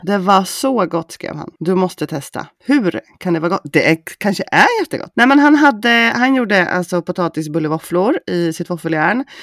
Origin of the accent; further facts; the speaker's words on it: Östergötland, Sweden; accent: Östgötska; nu tycker inte jag själv att jag pratar så himla brett östgötska